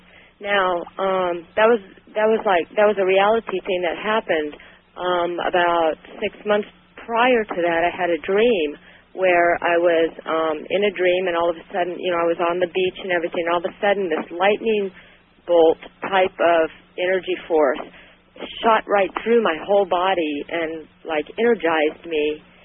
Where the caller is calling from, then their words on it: Sacramento, California, United States; All right. I'm from Sacramento.